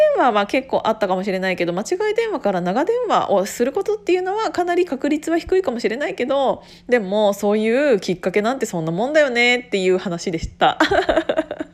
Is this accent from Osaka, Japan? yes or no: no; Gunma, Japan; born or raised there